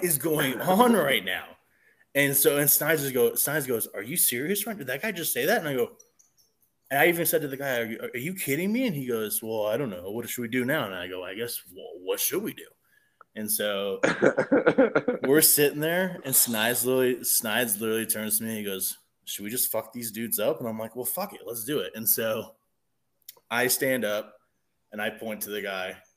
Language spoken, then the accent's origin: English; Seattle, Washington, United States; I'm born and raised in Seattle